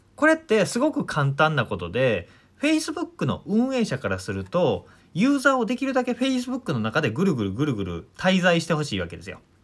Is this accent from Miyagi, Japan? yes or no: no; Omihachiman, Shiga, Japan; 僕は滋賀県出身で近江八幡というとこ出身なんですけど